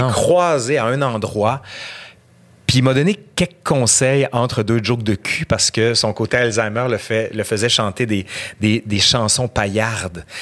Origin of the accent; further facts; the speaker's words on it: Quebec City, Quebec, Canada; accent: accent de Québec; Je viens de fucking Sainte-Foy. J'ai fait mon cours à l'école Filto, compagnon de quartier.